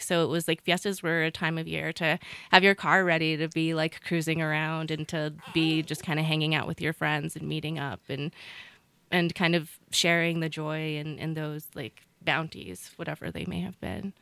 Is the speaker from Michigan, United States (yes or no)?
no; Ranchos de Taos, New Mexico, United States; moved away as an adult; I myself grew up in Ranchos